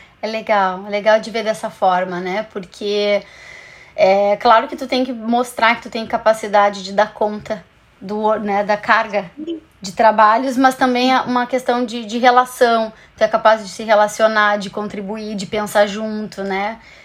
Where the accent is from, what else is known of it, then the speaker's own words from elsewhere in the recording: Brazil; a gente, como brasileiro